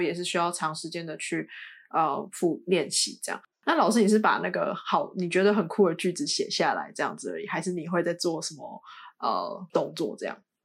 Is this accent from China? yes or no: no; Taiwan; 我们从小在台湾长大